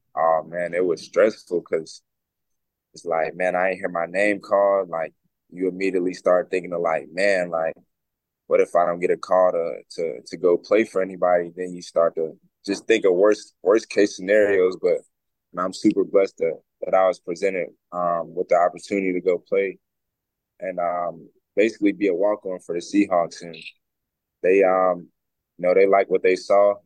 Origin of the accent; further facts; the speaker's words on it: High Point, North Carolina, United States; moved away as an adult; now in Seattle, United States; I'm from High Point, North Carolina